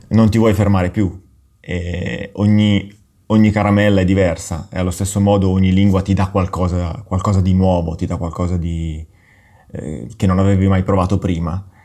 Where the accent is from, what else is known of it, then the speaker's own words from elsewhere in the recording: Milan, Lombardy, Italy; sono nato a Milano e in una famiglia, sono cresciuto in una famiglia completamente monolingue.